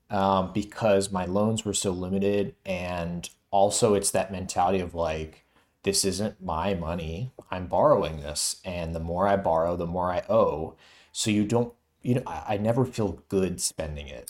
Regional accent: Florida, United States; now in New York, United States; I'm from Florida, too

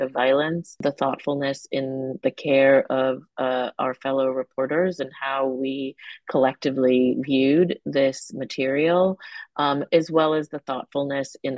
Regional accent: California, United States; I remember growing up in California not doing active shooter drills in school

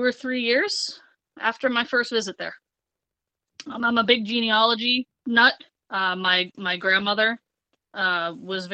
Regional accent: New Jersey, United States; born and raised in New Jersey

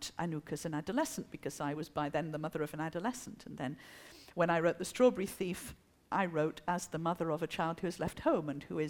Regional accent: France; first language French; English is a second language; also born or lived in England; I'm French

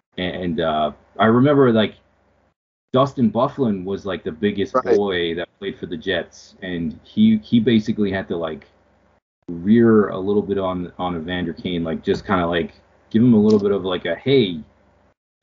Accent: Canada; as a Canadian

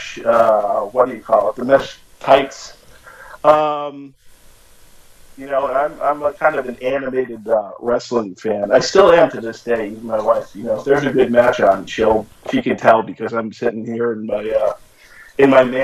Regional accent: Boston, Massachusetts, United States; moved away; I'm from Boston area originally

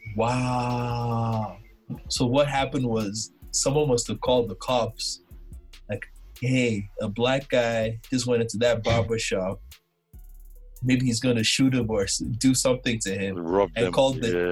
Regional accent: Nigeria; moved away as an adult; also born or lived in Kentucky; now in United States; I'm from Nigeria.

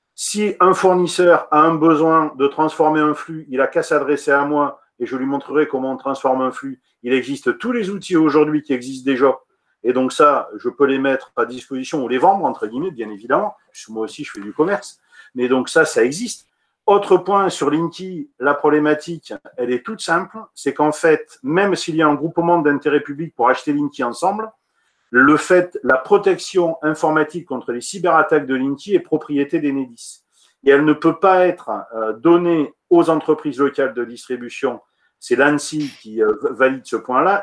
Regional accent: Montpellier, Occitania, France; Je suis montpelliérain, donc je connais bien ce sujet-là. Moi, je suis un vrai montpelliérain. Je suis né à Montpellier

